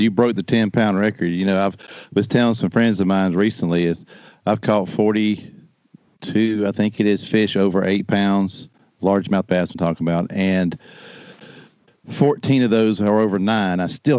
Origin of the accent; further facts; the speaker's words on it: South Carolina, United States; I'm from South Carolina